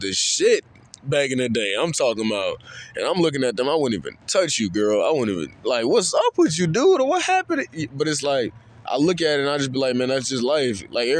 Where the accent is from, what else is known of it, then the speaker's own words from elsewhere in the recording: Charlotte, North Carolina, United States; growing up in Charlotte, you know, I stayed away from the Liberian community for the longest.